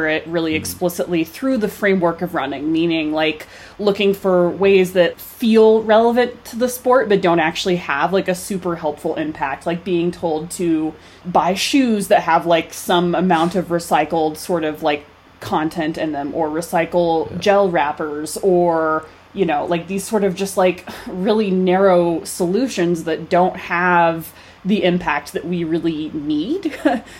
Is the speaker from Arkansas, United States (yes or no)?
yes; Fayetteville, Arkansas, United States; moved away as an adult; now in Colorado, United States; growing up in Fayetteville, track capital of the world, going to Razorback track meets